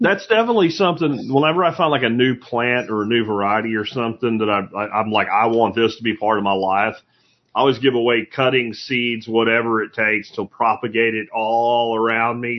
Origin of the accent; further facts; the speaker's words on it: Pennsylvania, United States; now in Fort Worth, United States; I grew up in Pennsylvania